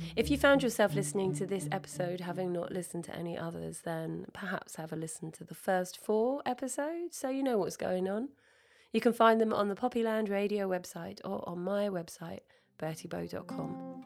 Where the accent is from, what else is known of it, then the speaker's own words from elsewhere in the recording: Sidestrand, East of England, United Kingdom; the house I grew up in was in Sidestrand, North Norfolk